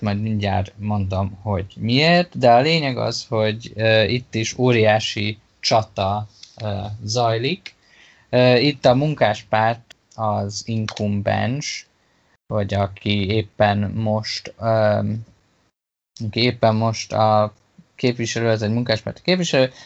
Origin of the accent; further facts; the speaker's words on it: Hungary; Magyarországon nőttem fel